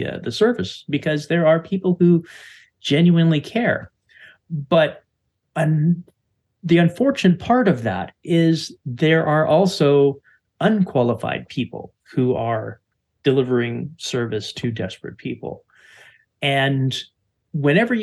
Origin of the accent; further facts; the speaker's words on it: Canada; as a Canadian